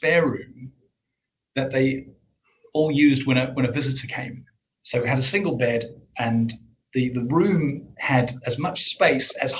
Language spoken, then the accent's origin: English; South Africa; moved away as an adult; now in United Kingdom; I grew up in South Africa